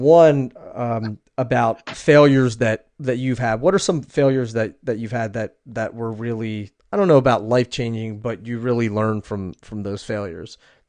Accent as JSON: {"language": "English", "region": "Abruzzo", "country": "Italy", "said": "Yeah, we're from Abruzzo, so we're about 3 hours east of Rome."}